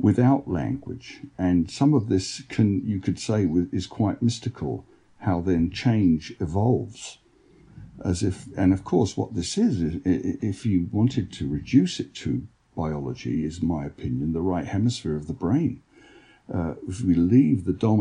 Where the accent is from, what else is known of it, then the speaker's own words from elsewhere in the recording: London, United Kingdom; now in United States; growing up in London, there's more talk of paranormal experience in England than I've noticed in the United States.